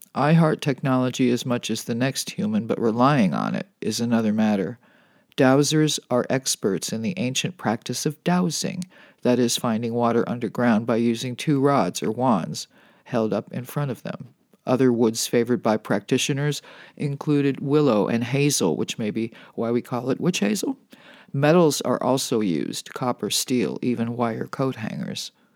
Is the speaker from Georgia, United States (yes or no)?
no; Los Angeles, California, United States; this is where my hometown got its name, as in the magic of Holly Wood.